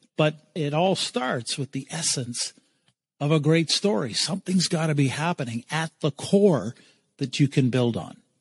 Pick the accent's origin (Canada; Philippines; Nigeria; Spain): Canada; East Coast; now in London, Canada; So I'm based in London, Ontario I'm originally from the East Coast